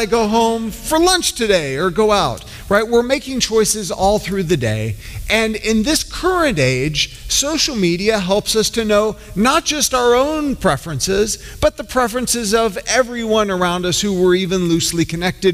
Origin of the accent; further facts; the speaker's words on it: Georgia, United States; I grew up in Georgia